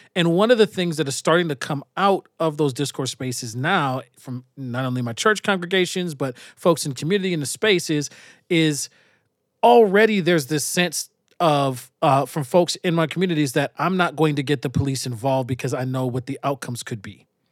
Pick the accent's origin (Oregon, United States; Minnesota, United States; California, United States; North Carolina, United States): Minnesota, United States; I was from Minnesota